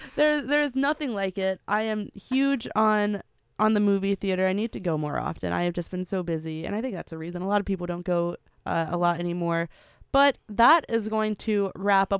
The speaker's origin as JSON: {"language": "English", "town": "Memphis", "region": "Tennessee", "country": "United States", "said": "I am from Memphis"}